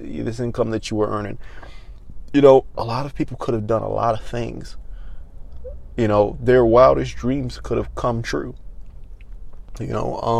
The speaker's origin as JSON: {"language": "English", "region": "Maryland", "country": "United States", "tie": "born or raised there", "moved": "yes", "said": "my home state, Maryland, which I don't live in Maryland anymore"}